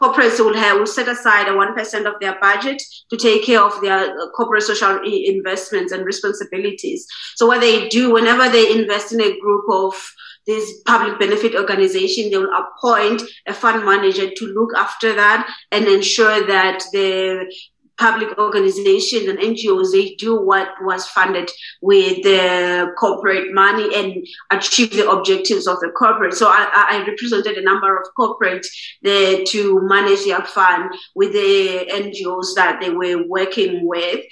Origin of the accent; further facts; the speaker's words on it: Eastern Cape, South Africa; I'm from the Eastern Cape side. Mm-hmm. It's just about an hour from Nelson Mandela's home. Yeah. So that's where I was born and I grew up.